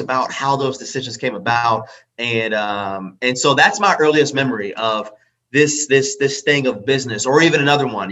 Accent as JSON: {"language": "English", "town": "Pittsburgh", "region": "Pennsylvania", "country": "United States", "said": "I'm from Pittsburgh."}